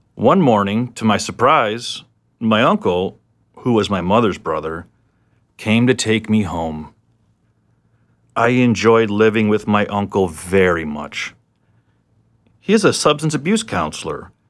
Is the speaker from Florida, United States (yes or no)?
yes; South Florida, United States; I was born in South Florida